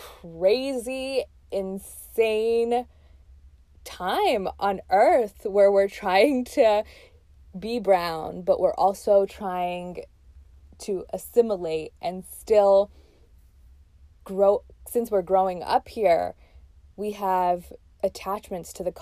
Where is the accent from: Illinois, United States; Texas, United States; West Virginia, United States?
Texas, United States; also born or lived in Pakistan; I was born in Pakistan and moved to Texas when I was around 6 or 7 years old. So I have like real memories in Pakistan and real memories in obviously Texas, where I grew up as an immigrant